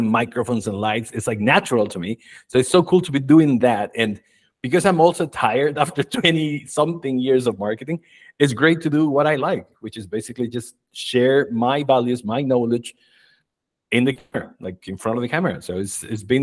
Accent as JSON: {"language": "English", "country": "Chile", "also_born_or_lived": "United States", "moved": "as an adult", "said": "When I was 20, I left my country, Chile. I'm originally from Chile."}